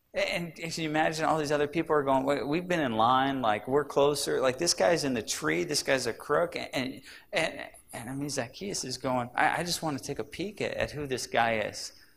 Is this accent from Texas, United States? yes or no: no; Sacramento, California, United States; I grew up in Sacramento